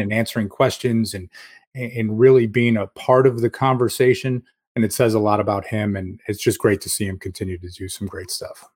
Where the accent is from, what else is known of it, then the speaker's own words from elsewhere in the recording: Rochester, New York, United States; now in Capital Region, New York, United States; growing up in Rochester